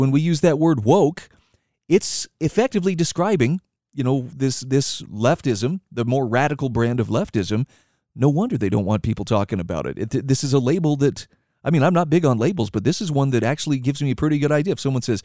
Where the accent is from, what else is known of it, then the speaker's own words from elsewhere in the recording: Idaho, United States; my home state of Idaho